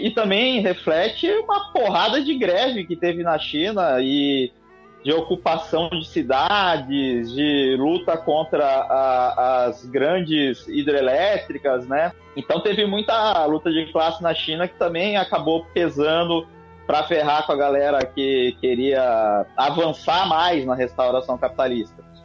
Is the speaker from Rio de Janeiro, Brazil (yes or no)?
yes; Rio de Janeiro, Brazil; morador do Rio de Janeiro